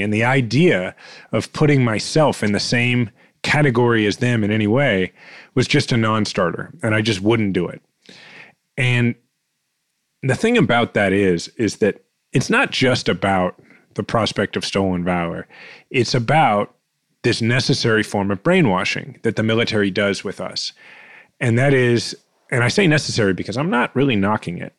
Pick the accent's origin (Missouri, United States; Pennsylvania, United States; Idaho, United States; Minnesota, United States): Missouri, United States; Kansas City; I needed to become mayor of my hometown